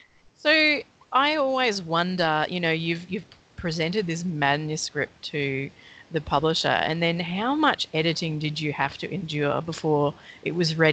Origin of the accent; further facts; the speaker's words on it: Brisbane, Queensland, Australia; moved away; I grew up in Brisbane